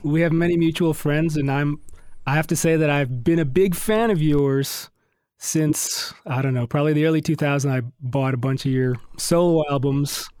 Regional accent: Detroit, Michigan, United States; moved away as an adult; also born or lived in Miami / Los Angeles; now in Nashville, United States; I grew up in Detroit and I went to Miami uh, for college

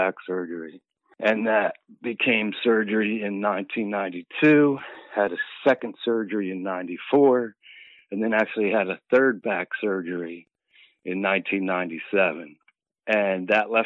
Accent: Philadelphia, Pennsylvania, United States; All 54 years in Philadelphia. Born and raised.

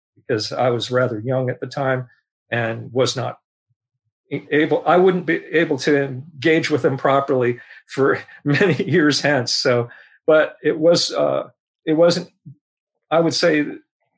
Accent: San Francisco, California, United States; I was born here in San Francisco, one of the rare natives.

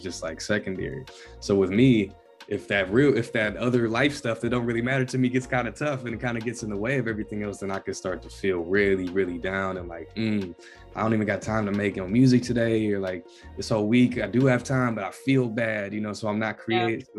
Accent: the South, United States; moved away; I grew up in the South too

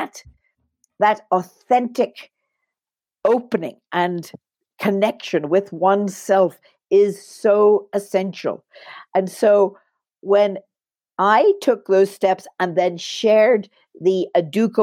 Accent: Belfast, Northern Ireland, United Kingdom; moved away; also born or lived in Belize; I was born in Belfast, Northern Ireland

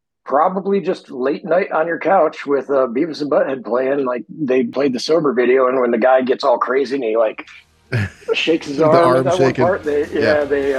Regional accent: Michigan, United States; moved away; living outside of Michigan now for more of my life than I lived in it

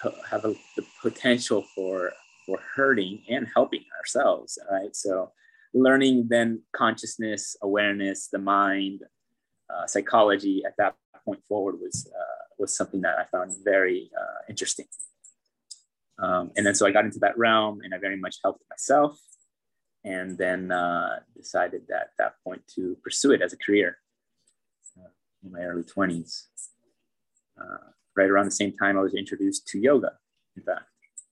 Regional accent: Philo, California, United States; moved away as an adult; also born or lived in Novato, California / India; my hometown is only an hour away from Odaria. The town of Philo.

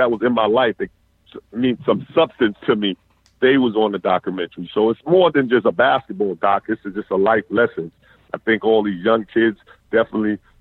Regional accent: New York, United States; also born or lived in Atlanta, Georgia; now in South Florida, United States; being a child prodigy growing up in New York

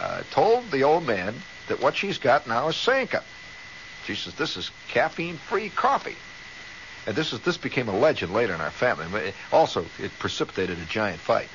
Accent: Indiana, United States; moved away; I came from Indiana

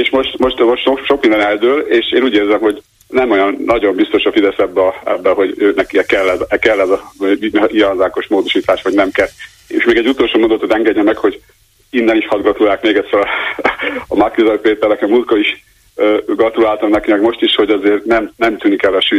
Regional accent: Budapest, Hungary; Hihetetlen egyébként, de Budapesten nem hihetetlen, mert ismerjük a budapestieket. Én is budapesti vagyok.

